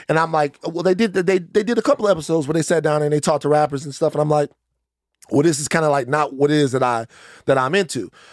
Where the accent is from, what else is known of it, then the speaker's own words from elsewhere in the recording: Baton Rouge, Louisiana, United States; moved away; I'm from South Baton Rouge